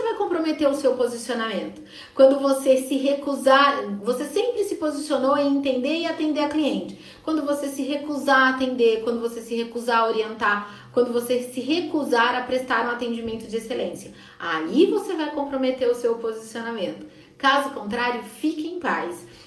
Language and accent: Portuguese; Sorocaba, São Paulo, Brazil; eu sou de Sorocaba